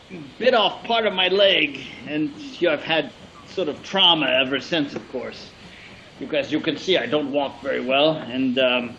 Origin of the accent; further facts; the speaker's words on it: London, United Kingdom; I've traveled around the world, but I grew up here in L